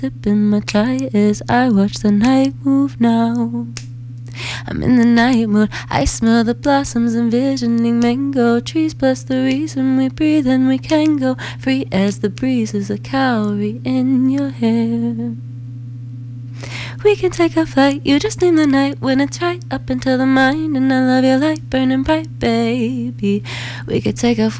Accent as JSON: {"language": "English", "town": "Williamsburg", "region": "Kentucky", "country": "United States", "said": "I'm from Williamsburg, Kentucky"}